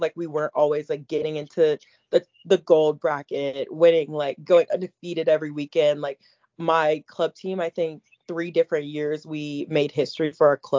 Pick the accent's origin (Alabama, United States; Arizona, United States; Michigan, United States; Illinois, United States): Alabama, United States; moved away as an adult; now in Gainesville, United States; I grew up in Alabama